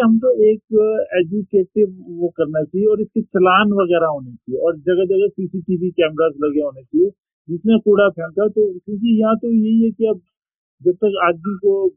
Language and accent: Hindi; Lahaul, Himachal Pradesh, India; also born or lived in Manali; मैं लाहौल से बिलोंग करता हूँ